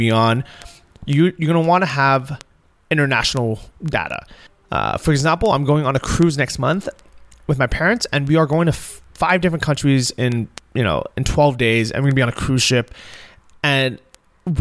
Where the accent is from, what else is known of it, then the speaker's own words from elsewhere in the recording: Southern California, United States; moved away; growing up in Southern California